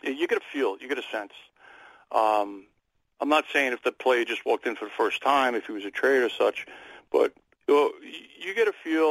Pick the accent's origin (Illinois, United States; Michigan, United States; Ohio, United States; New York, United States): New York, United States; New York City; I'm from Queens, New York